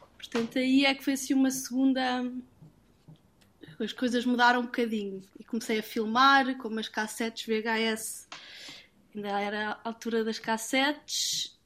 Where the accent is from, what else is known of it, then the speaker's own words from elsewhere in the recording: Portugal; moved away; also born or lived in London; vim de Londres e, e vim à minha origem, vim procurar o que, é que era único em Portugal